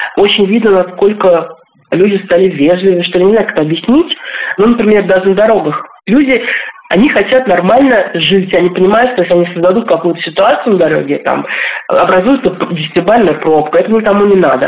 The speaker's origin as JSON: {"language": "Russian", "town": "Bugulma", "region": "Tatarstan", "country": "Russia", "tie": "born or raised there", "also_born_or_lived": "Moscow / Nepal / Colombia", "moved": "as an adult", "said": "Я живу в городе под названием Бугульма. Это мой родной город"}